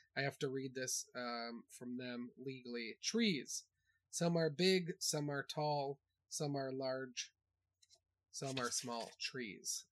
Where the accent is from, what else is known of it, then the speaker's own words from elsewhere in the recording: New Hampshire, United States; just growing up in New Hampshire, growing up in the woods